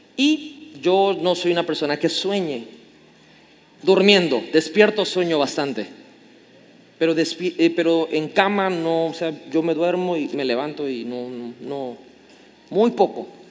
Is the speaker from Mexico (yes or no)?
yes; Tabasco, Mexico; como buen tabasqueño chismosísimo